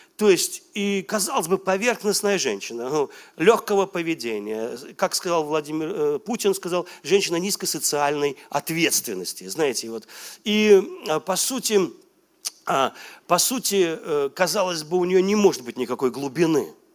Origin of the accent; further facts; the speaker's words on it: Velikiye Luki, Pskov Oblast, Russia; moved away; я был у себя на малой родине, в Великих Луках